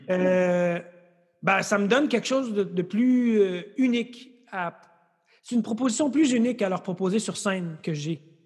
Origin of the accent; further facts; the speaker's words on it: Laval, Quebec, Canada; also born or lived in Montreal; j'ai grandi à Laval